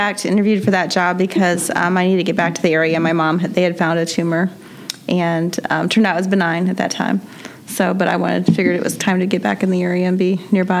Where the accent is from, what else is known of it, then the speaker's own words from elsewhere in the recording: Columbia City, Indiana, United States; Columbia City.